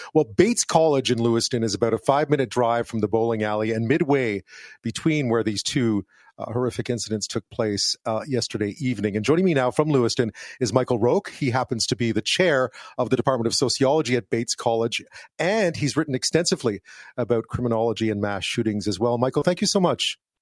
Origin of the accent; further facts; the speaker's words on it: Montreal, Quebec, Canada; growing up in Montreal, as I did